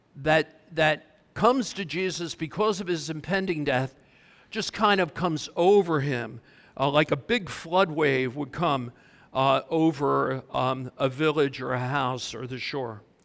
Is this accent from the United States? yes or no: yes; Mount Holly, New Jersey, United States; I'm from Mount Holly